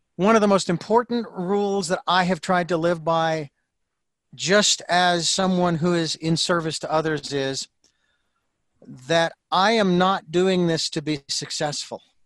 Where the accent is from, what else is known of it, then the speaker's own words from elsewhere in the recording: Phoenix, Arizona, United States; moved away as an adult; now in Santa Barbara, United States; Phoenix, which is my hometown